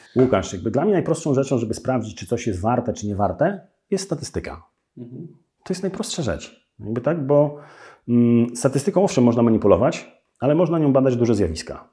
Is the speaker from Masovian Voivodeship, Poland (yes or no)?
no; Białystok, Podlaskie Voivodeship, Poland; Ja jestem z Białego Stoku